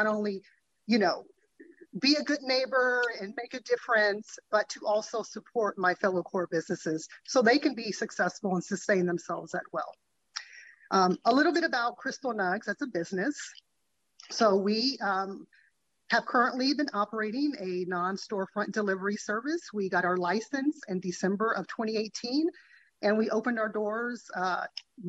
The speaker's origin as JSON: {"language": "English", "town": "Sacramento", "region": "California", "country": "United States", "tie": "born or raised there", "also_born_or_lived": "Virginia", "said": "I am a lifelong resident here in Sacramento. I grew up in the South area, the community of Meadowview"}